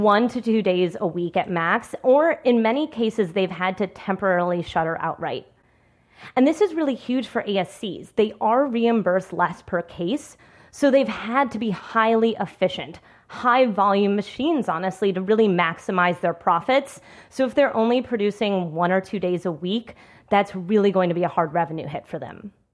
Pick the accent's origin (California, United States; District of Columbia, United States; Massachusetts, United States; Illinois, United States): District of Columbia, United States; Washington; my hometown of D C